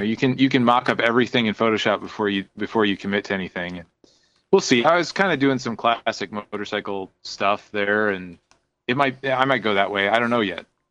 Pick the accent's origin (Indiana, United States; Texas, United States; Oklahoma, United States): Indiana, United States; I'm from Indiana